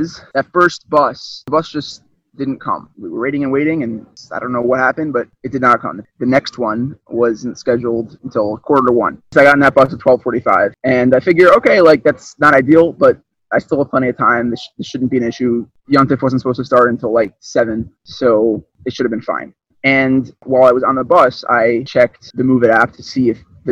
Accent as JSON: {"language": "English", "town": "Baltimore", "region": "Maryland", "country": "United States", "said": "I'm from Baltimore, Maryland."}